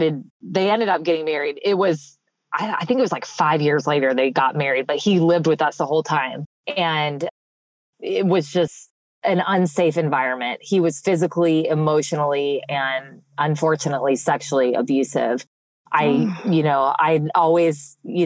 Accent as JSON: {"language": "English", "town": "Los Angeles", "region": "California", "country": "United States", "tie": "born or raised there", "moved": "as an adult", "lives_now": "Brandon, Mississippi, United States", "said": "I'm originally from Los Angeles, California, and I spent my first 18 years there"}